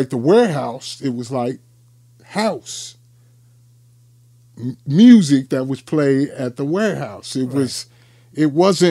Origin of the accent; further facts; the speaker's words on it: Chicago, Illinois, United States; I'm from Englewood